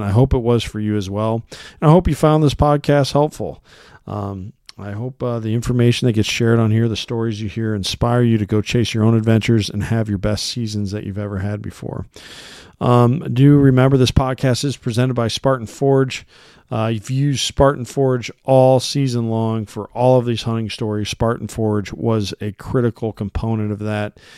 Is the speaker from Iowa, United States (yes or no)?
yes; Iowa, United States; here in my home state of Iowa